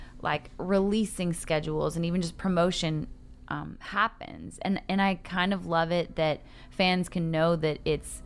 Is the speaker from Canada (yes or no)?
yes; Calgary, Alberta, Canada; moved away as an adult; also born or lived in Los Angeles; now in Nashville, United States; I'm from Canada originally. I grew up in Calgary.